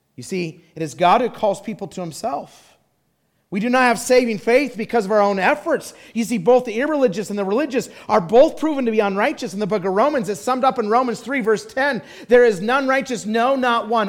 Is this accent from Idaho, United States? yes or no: yes; Idaho, United States; moved away; I loved growing up in Idaho